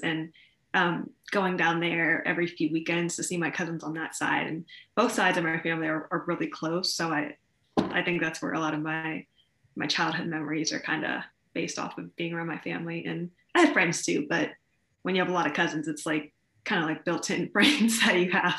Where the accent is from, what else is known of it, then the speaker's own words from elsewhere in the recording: Columbus, Ohio, United States; I'm from Columbus, Ohio, so very Midwestern. Um, it's a very diverse city in a lot of different ways, which I don't think a lot of people think about, but it is. So it was really, really cool growing up here